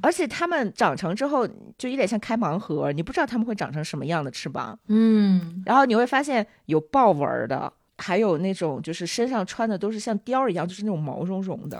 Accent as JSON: {"language": "Chinese", "region": "Northeast China", "country": "China", "tie": "born or raised there", "moved": "yes", "lives_now": "Dali, China", "said": "我老家东北的嘛，就是东北林子啊什么的比较多"}